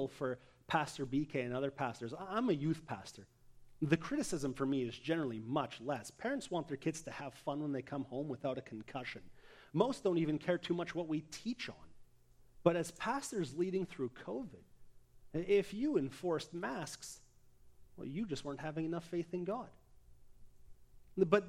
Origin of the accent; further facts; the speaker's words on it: Abbotsford, British Columbia, Canada; my hometown, Abbotsford